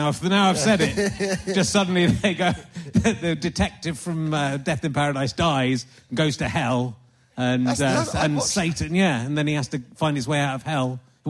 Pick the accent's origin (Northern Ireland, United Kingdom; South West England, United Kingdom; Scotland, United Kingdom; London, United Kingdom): South West England, United Kingdom; Somerset; moved away; that's where I grew up in Somerset and Kedah.